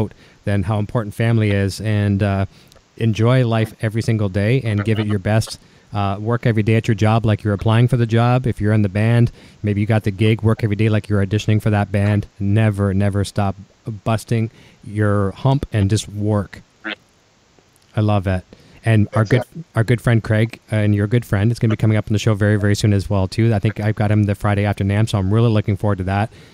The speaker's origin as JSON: {"language": "English", "country": "Canada", "accent": "Canadian", "said": "my Canadian accent"}